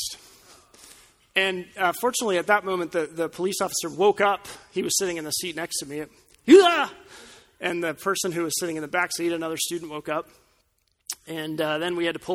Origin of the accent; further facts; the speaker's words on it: Colorado Springs, Colorado, United States; The driver's ed course in my hometown was administered by the local police department